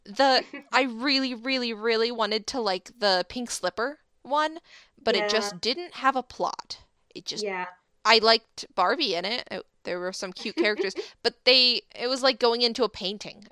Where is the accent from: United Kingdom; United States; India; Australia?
United States; we are American